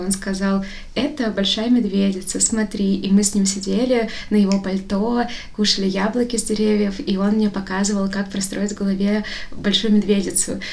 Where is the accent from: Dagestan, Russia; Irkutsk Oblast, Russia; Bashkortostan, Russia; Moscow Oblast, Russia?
Bashkortostan, Russia; now in Moscow, Russia; Я всегда говорила из Башкортостана, потому что мне казалось странным сказать из Москвы, потому что я не из Москвы внутренне